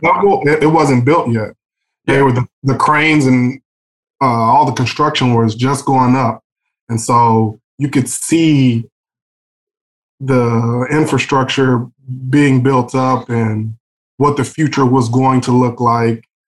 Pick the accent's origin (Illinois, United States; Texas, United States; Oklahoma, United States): Texas, United States; growing up in Texas